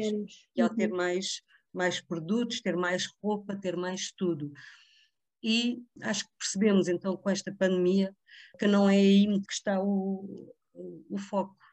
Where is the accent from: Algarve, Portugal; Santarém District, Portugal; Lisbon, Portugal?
Lisbon, Portugal; Vila Franca de Xira; Eu também sou, sou do Ribatejo também, sou de, de, da zona de Vila Franca de Xira